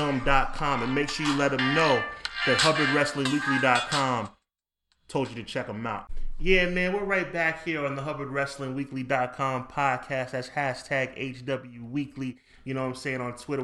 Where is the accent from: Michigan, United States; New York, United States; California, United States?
New York, United States; this show is recorded right here in New York in my hometown